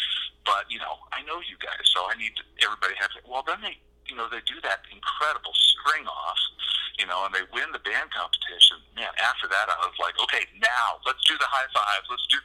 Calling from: Butte, Montana, United States; I'm calling from Butte, Montana, on top of the Continental Divide at 5518.

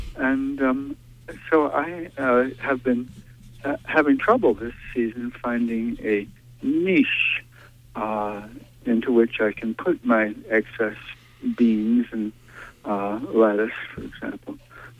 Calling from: Brooklyn, Maine, United States; I'm calling from Brooklyn.

